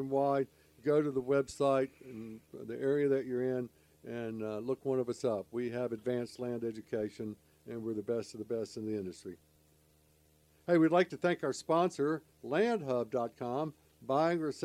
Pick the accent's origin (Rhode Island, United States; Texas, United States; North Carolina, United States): North Carolina, United States; Charlotte; born or raised there